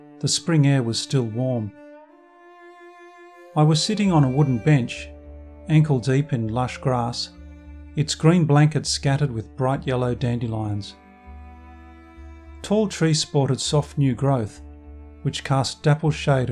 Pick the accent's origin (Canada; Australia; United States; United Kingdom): Australia; I'm from Australia